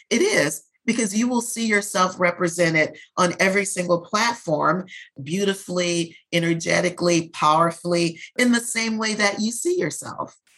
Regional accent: New Orleans, Louisiana, United States; I was born and raised in New Orleans

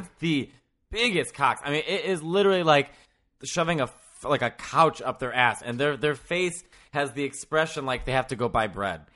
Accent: Chicago, Illinois, United States; accent: Chicago; I'm from Chicago

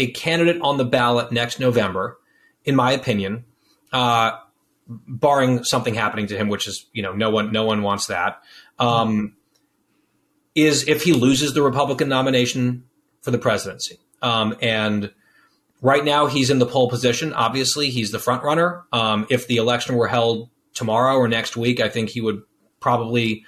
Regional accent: New Jersey, United States; I'm from Jersey

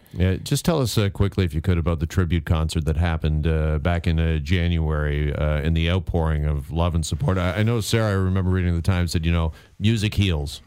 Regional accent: Burlington, Ontario, Canada; Burlington, Ontario, my hometown

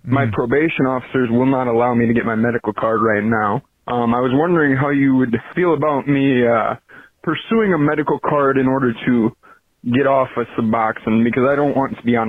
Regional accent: South Dakota, United States; I'm from South Dakota

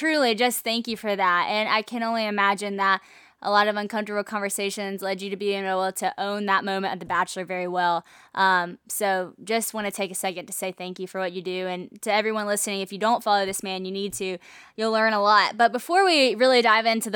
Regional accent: Monroe, Louisiana, United States; right here in my hometown, Monroe, Louisiana

